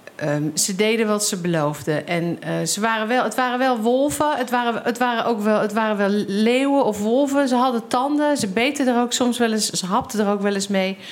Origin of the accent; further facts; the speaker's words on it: Rotterdam, South Holland, Netherlands; ik uit Rotterdam kom